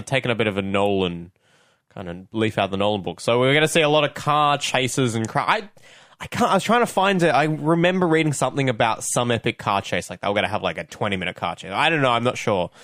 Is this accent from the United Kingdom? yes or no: no; Australia; as an Australian film fan